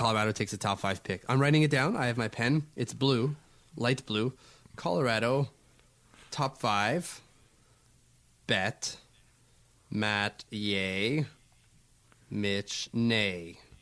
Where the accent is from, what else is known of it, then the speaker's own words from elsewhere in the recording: Canada; I'm Canadian